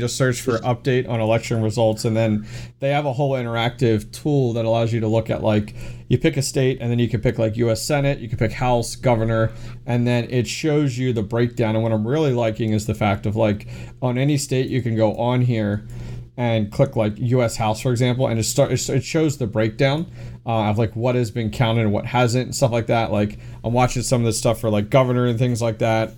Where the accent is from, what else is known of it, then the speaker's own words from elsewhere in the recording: Pennsylvania, United States; I'm from Pennsylvania